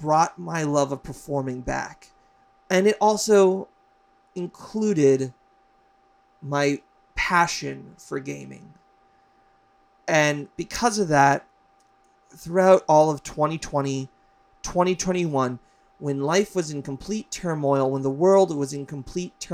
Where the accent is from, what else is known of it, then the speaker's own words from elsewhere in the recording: Hawaii, United States; moved away as an adult; also born or lived in Las Vegas, Nevada / New York; I moved from Hawaii, where I grew up, to Vegas to go to college, to the East Coast, to New York